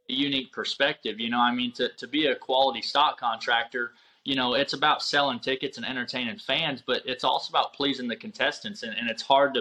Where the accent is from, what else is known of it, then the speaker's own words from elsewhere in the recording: Union City, Michigan, United States; moved away as an adult; also born or lived in Powell, Wyoming / Oklahoma; now in Jay, Oklahoma, United States; I grew up in Michigan, uh, Union City, Michigan. It's the southwest uh, southwest part of Michigan